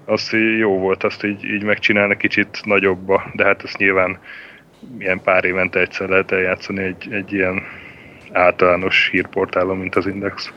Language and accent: Hungarian; Sopron, Győr-Moson-Sopron, Hungary; én Sopronban születtem, meg ott is nőttem fel